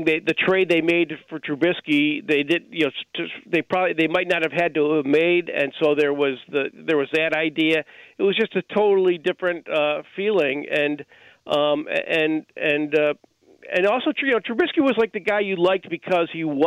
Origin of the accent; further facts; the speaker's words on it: Chicago, Illinois, United States; I'm a Southside native, yes, and yeah, I grew up on the North Side